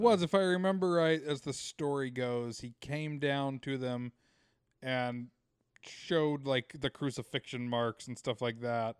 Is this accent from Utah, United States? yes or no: yes; Utah, United States; growing up in Utah